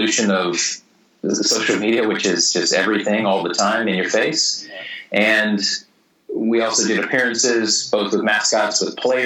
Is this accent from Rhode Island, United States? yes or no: no; Missouri, United States; moved away as an adult; also born or lived in Vienna, Austria / Australia / Singapore; I wrote for the hometown newspaper in Missouri, in my hometown, when I was 16.